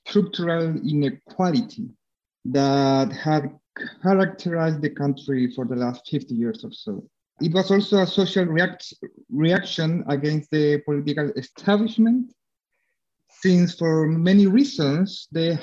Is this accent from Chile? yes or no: yes; Chile; now in Berlin, Germany; I'm a historian from Chile